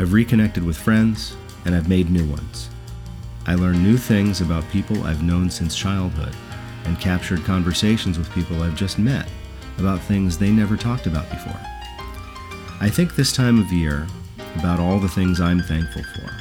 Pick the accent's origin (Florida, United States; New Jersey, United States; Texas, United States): New Jersey, United States; moved away as an adult; Since moving away from my native New Jersey 5 years ago